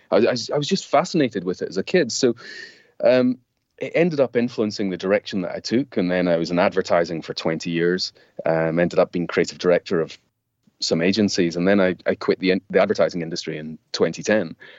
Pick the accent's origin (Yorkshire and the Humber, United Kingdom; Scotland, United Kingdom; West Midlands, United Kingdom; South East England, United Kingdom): Scotland, United Kingdom; now in London, United Kingdom; me growing up in Scotland